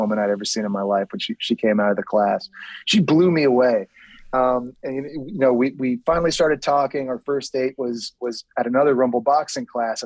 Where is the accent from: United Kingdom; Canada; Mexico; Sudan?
Canada; Toronto, Ontario; born or raised there; moved away